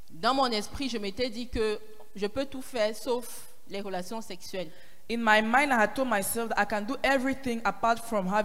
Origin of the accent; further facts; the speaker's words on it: Paris, Île-de-France, France; Je viens de Paris.